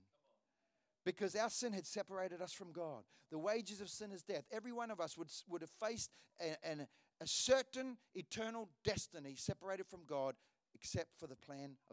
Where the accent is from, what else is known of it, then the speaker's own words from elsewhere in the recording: Hawera, Taranaki, New Zealand; moved away; I was in Hawera, which is the town I was born in New Zealand